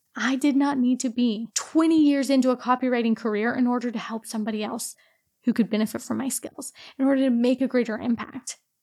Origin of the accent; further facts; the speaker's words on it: Portland, Oregon, United States; moved away as an adult; also born or lived in Romania / Singapore / Australia / Myanmar; originally, I'm actually from Portland, Oregon